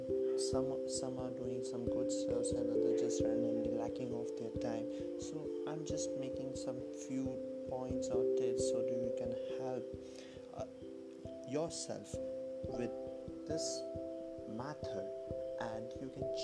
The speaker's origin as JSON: {"language": "English", "country": "India", "said": "I'm from India"}